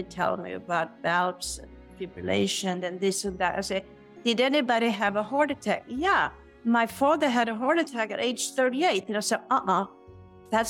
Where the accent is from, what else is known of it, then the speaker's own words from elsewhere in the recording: Sweden; moved away; I'm born and raised in Sweden